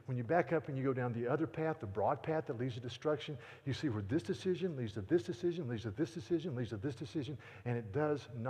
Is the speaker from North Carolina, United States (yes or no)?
yes; North Carolina, United States; I'm from North Carolina